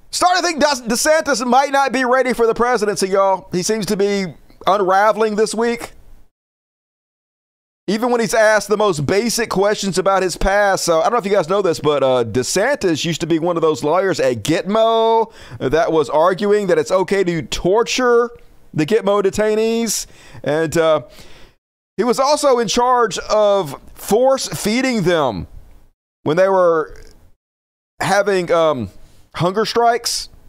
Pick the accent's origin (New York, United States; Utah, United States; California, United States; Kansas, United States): New York, United States; New York City; York City, the Bronx.